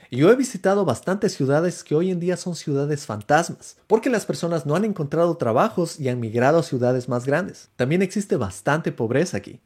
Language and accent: Spanish; Ecuador; moved away as an adult; also born or lived in Seattle, United States; now in United States; Dejé mi país Ecuador y ahora vivo en los Estados Unidos